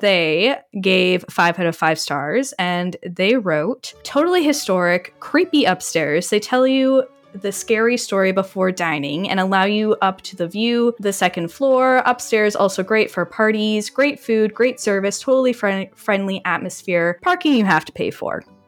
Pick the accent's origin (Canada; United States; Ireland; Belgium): Canada; being Canadian